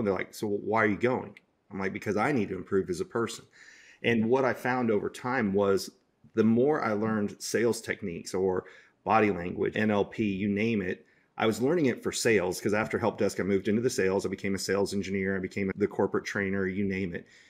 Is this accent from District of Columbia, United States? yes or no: no; Dallas, Texas, United States; my hometown, Dallas, Texas